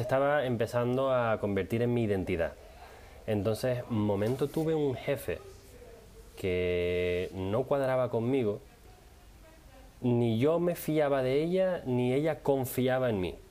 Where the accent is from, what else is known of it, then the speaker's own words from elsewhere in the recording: Canary Islands, Spain; now in Netherlands; yo soy de Canarias